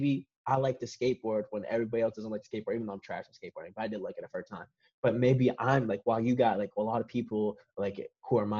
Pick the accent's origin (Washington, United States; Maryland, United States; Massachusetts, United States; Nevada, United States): Massachusetts, United States; Boston; growing up in Boston and stuff like that, I grew up in the city